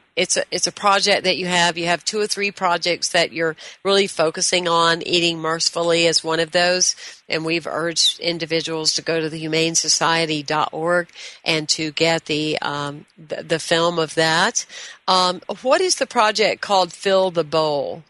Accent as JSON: {"language": "English", "region": "the South", "country": "United States", "tie": "born or raised there", "said": "I was raised in the South."}